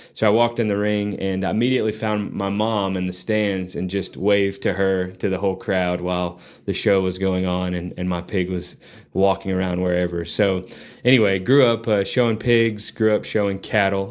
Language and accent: English; Lubbock, Texas, United States; also born or lived in San Antonio / Alabama; now in Amarillo, United States; I grew up in Lubbock.